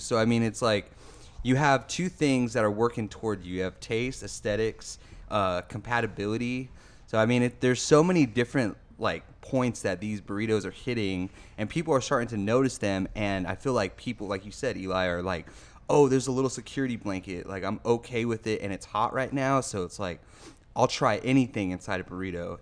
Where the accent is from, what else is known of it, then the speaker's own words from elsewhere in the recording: West Covina, California, United States; moved away; my hometown spot, Classic Burger in West Covina, California